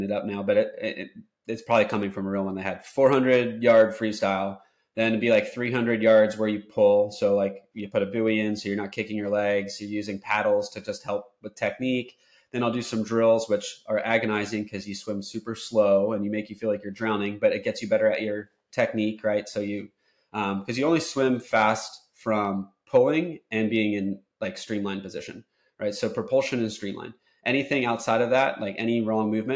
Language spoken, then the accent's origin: English; Ocean City, New Jersey, United States; now in Florida, United States; So growing up in Ocean City, New Jersey, where I did, I was in the ocean like since I was born all summer long